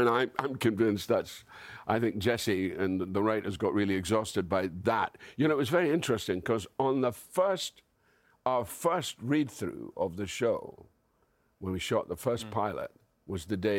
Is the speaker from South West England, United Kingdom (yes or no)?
no; Scotland, United Kingdom; I'm Scottish.